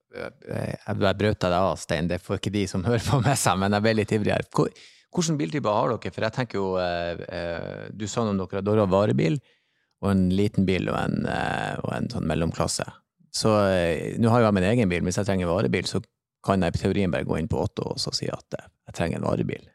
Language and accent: Norwegian; Bodø, Nordland, Norway; now in Oslo, Norway; jeg er jo fra Bodø, som en, eh, si, en liten storby, men fremdeles litt bygda